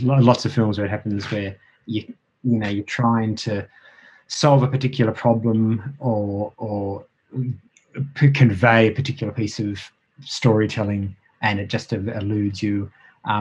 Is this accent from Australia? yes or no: yes; Australia; I'm an Australian